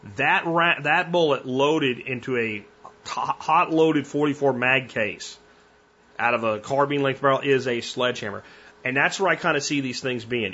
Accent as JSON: {"language": "English", "town": "Jacksonville", "region": "Florida", "country": "United States", "tie": "born or raised there", "said": "I grew up in Jacksonville"}